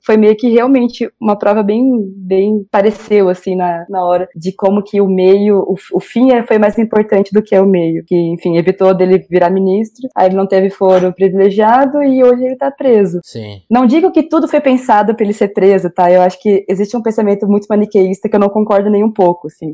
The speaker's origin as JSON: {"language": "Portuguese", "town": "Marília", "region": "São Paulo", "country": "Brazil", "also_born_or_lived": "Curitiba, Brazil", "moved": "as an adult", "lives_now": "Brasília, Brazil", "said": "eu sou de Marília, no interior de São Paulo"}